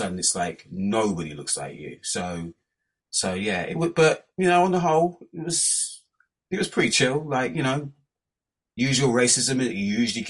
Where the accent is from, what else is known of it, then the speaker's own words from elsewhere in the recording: Kent, South East England, United Kingdom; also born or lived in Hackney, London; I was born in Hackney, in the '70s. Moved to Kent when I was about 3-4 years old. And yeah, basically been there pretty much ever since